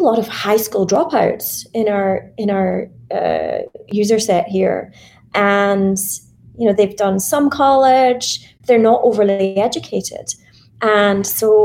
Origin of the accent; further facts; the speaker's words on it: Scotland, United Kingdom; I was in Scotland. I'm Scottish